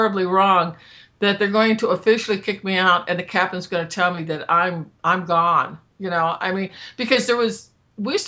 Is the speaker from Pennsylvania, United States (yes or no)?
no; San Diego, California, United States; I was born in San Diego. Okay, I'm a Southern Californian girl